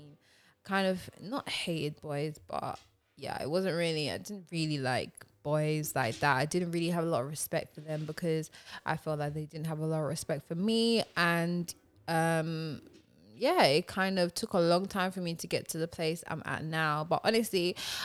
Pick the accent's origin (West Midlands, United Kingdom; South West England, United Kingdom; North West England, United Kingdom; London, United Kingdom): London, United Kingdom; I grew up in Tottenham